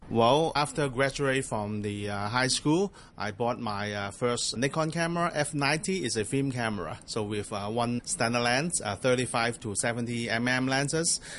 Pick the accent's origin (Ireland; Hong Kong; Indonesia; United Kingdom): Hong Kong; also born or lived in Australia; I grew up here in Hong Kong